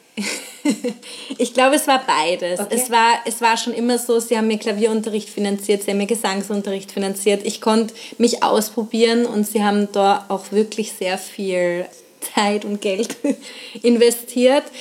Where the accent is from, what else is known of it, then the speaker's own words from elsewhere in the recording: Nuremberg, Bavaria, Germany; moved away as an adult; also born or lived in Vienna, Austria; Ich komme ursprünglich aus Nürnberg, bin 2008 dann nach Wien gegangen